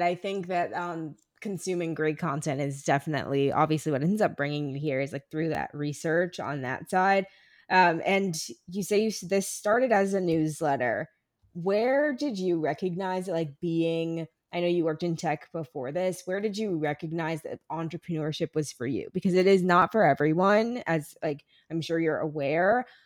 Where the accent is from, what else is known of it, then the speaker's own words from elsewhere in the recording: Ferguson, Missouri, United States; I'm from Ferguson